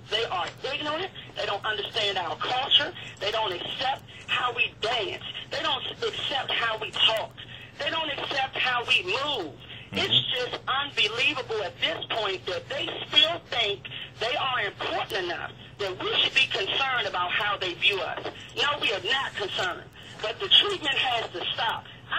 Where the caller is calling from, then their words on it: Capitol Heights, Maryland, United States; I'm calling from Capitol Heights, Maryland